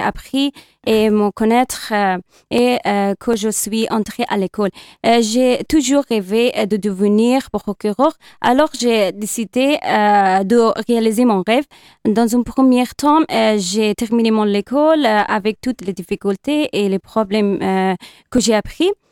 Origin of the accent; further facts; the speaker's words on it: Kabul, Afghanistan; French is a second language; moved away as an adult; now in Le Mans, France; Je suis née à Kaboul, en Afghanistan